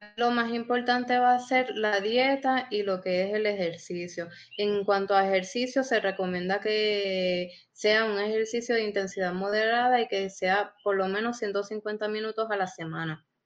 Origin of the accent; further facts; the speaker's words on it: Puerto Rico; somos puertorriqueños